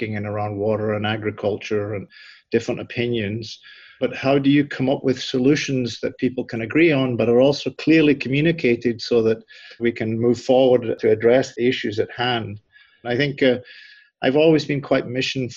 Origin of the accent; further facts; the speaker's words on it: southwest Scotland, United Kingdom; moved away as an adult; now in Nebraska, United States; I actually grew up in a rural part of southwest Scotland on a family farm